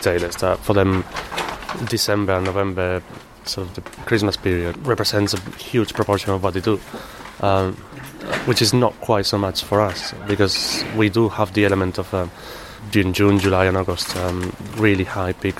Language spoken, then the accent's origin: English; Malaga, Andalusia, Spain; English is a second language; moved away as an adult; now in London, United Kingdom; I'm originally from Spain. Probably can't tell from Malaga, and yes, I arrived to London about 13 years ago